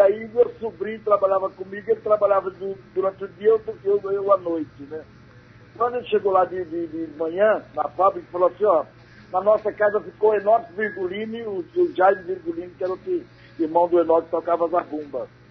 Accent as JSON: {"language": "Portuguese", "town": "Parnamirim", "region": "Pernambuco", "country": "Brazil", "moved": "yes", "lives_now": "São Paulo, Brazil", "said": "eu sou de Parnamiri, Pernambuco"}